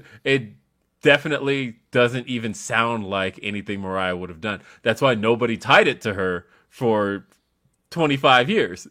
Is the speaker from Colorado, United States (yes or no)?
yes; Aurora, Colorado, United States; it takes me, like, twenty minutes to get to Denver